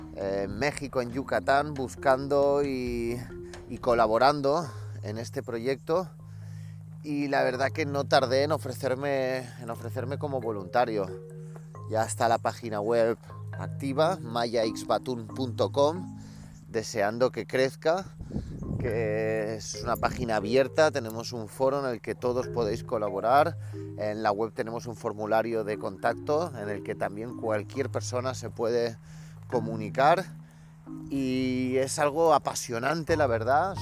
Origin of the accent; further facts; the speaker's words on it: Caracas, Capital District, Venezuela; yo nací en Caracas, Venezuela